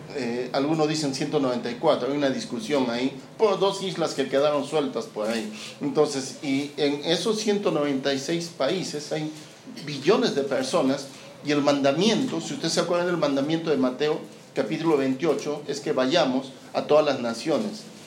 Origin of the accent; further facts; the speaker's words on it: Peru; now in Santiago, Chile; yo no soy chileno. bueno, sí soy chileno. Lo que pasa es que nací en Perú.